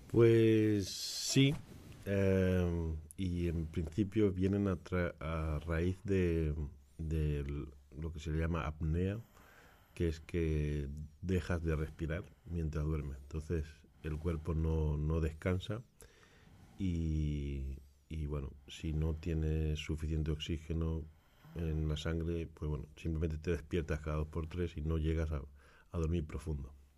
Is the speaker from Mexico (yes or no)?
no; Granada, Andalusia, Spain; also born or lived in Barcelona; now in Utrecht, Netherlands; nací en Barcelona, pero me crié en Granada.